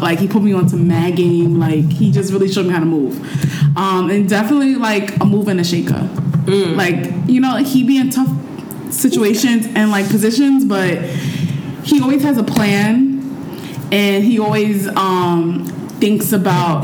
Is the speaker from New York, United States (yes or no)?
yes; New York City, New York, United States; I'm just from Harlem